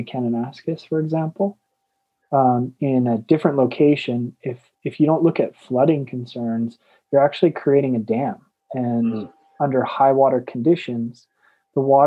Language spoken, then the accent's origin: English; Okotoks, Alberta, Canada; I'm from Okotoks, so it's just south of Calgary